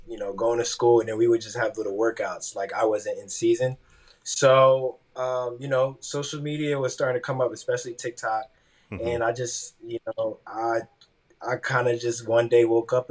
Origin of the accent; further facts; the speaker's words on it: Wilmington, Delaware, United States; I'm from Wilmington, Delaware